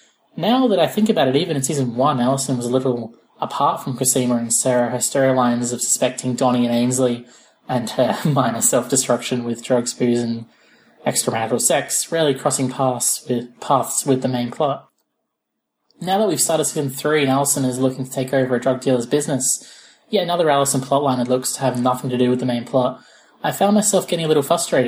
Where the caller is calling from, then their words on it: Australia; from Australia, and I'm a really big fan of your podcast.